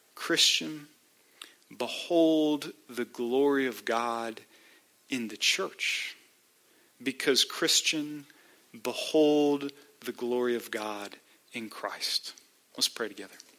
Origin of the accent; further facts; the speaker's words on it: United States; as American believers